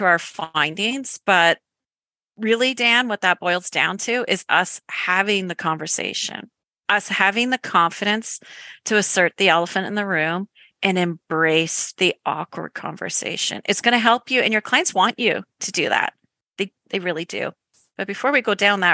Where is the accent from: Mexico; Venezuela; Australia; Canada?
Canada; accent: Canadian; my Canadian accent